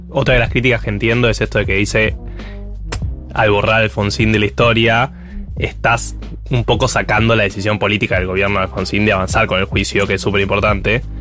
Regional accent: Argentina; soy argentino

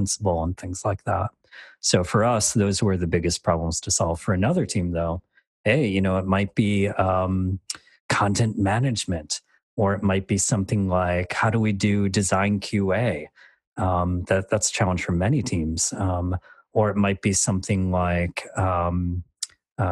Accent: Michigan, United States; accent: really boring accent; moved away as an adult; now in Dublin, Ireland; I'm from the States, which is why I have this really boring accent

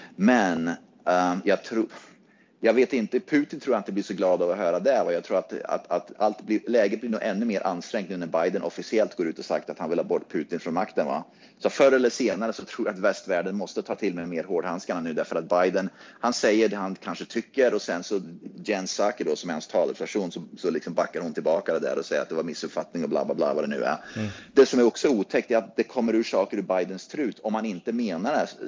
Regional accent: United States; som amerikan

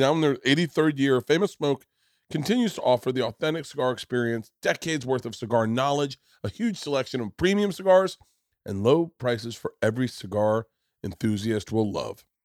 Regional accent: Florida, United States; moved away; also born or lived in New York; I grew up in Florida

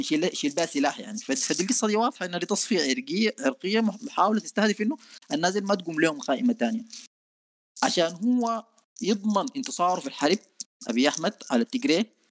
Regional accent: Sudan; نحن عندنا في السودان

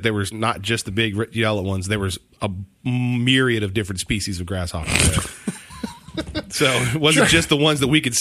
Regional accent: Texas, United States; growing up in Texas

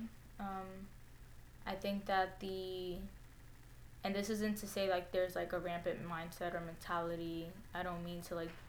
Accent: New York City, New York, United States; also born or lived in Co-op City, Bronx; I grew up in the Hunts Point neighborhood of the South Bronx, but I currently live in Co-op City

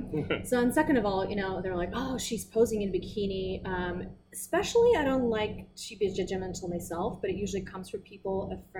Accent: Russia; English is a second language; moved away as an adult; now in United States; I was born and raised in Russia, but I learned British English for my whole life since I was seven.

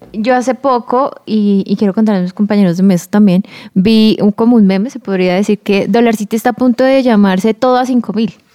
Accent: Colombia; Como colombianos

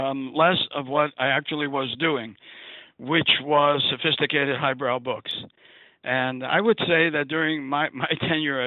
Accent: New York City, New York, United States; I grew up in Brooklyn, New York

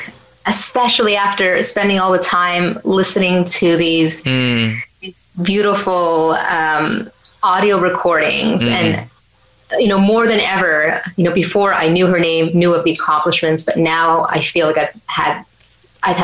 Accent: Kahnawake, Quebec, Canada; I'm from Ganawagi

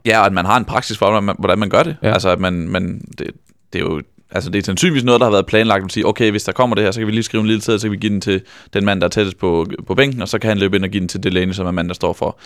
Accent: Vejle, Southern Denmark, Denmark; jeg er vokset op på Vejle Stadion

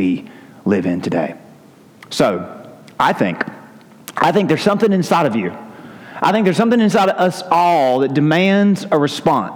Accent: United States; as an American

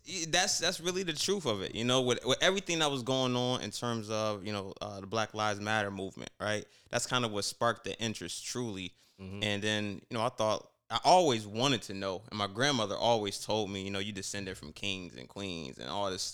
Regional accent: United States; I grew up in America. I'm American, right?

